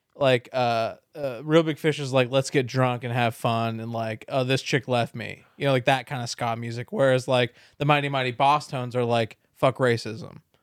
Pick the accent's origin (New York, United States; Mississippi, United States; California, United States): California, United States; San Diego; moved away; being a Californian